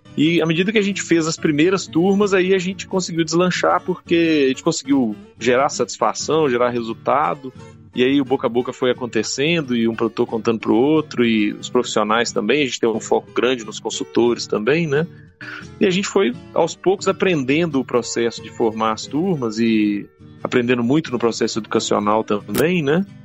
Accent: Minas Gerais, Brazil; eu sou mineiro, sou médico veterinário

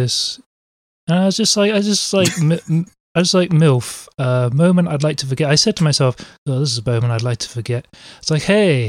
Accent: England, United Kingdom; they still don't know that I'm English

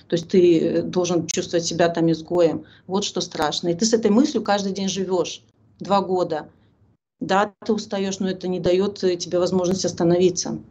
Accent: Belarus; мы белорусы

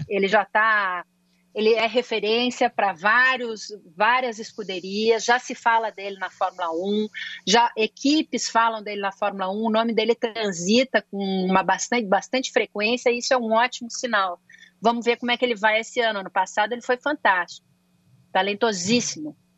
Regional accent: Porto Alegre, Rio Grande do Sul, Brazil; accent: gauchês; moved away; eu posso falar bastante meu gauchês aqui

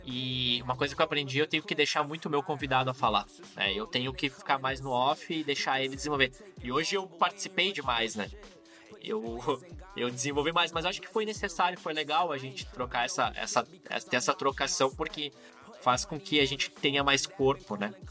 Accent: Rio Grande do Sul, Brazil; Sou carnívoro, sou gaúcho, então tu sabe, né?

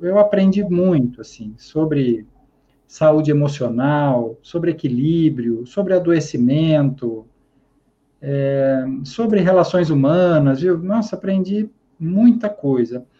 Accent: Araraquara, São Paulo, Brazil; sou nascido e criado na Morada do Sol, em Araraquara, São Paulo

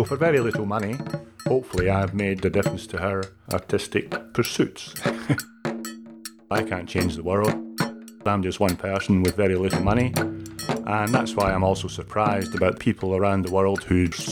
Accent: Scotland, United Kingdom; moved away as an adult; also born or lived in Canada; now in Australia; I'm from Scotland. I was there until I was 24 years old, and then went to Canada.

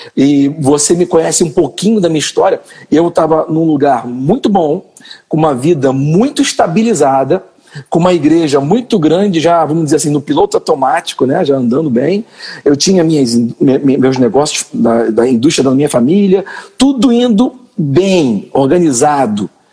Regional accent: Niterói, Rio de Janeiro, Brazil; eu nasci no Rio de Janeiro, mas eu quando, quando criança meus pais foram para Niterói, né? E porque a família da minha mãe era de Niterói

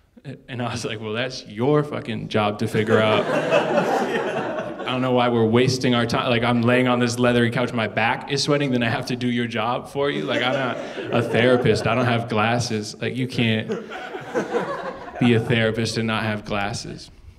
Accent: Canada; moved away; Because I moved from Canada, they're like, you can have this for free.

